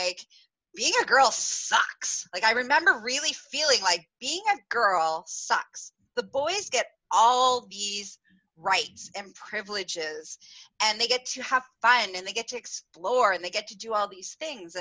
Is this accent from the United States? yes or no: no; Canada; growing up in Canada